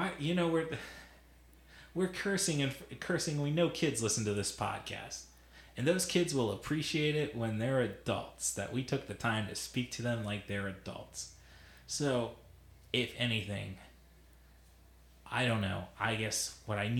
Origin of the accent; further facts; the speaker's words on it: Illinois, United States; I'm from Illinois